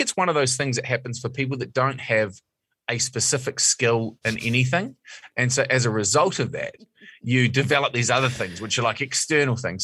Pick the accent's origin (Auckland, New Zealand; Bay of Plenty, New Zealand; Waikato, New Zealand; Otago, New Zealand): Bay of Plenty, New Zealand; Mount Maunganui; I'm from Mount Maunganui